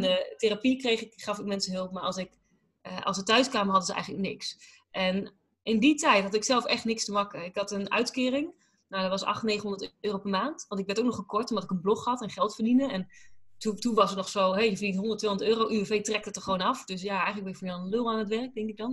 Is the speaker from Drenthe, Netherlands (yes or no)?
yes; Drenthe, Netherlands; also born or lived in Groningen; now in United States; ik kom natuurlijk uit Drenthe. En, en, mhm. daarna heel veel, nou, groot gedeelte Groningen gewoond.